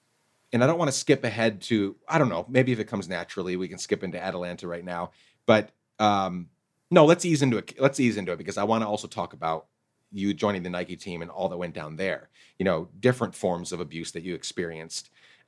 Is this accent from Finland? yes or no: no; Guatemala; English is a second language; I grew up in Guatemala, like I said, playing football, the real football.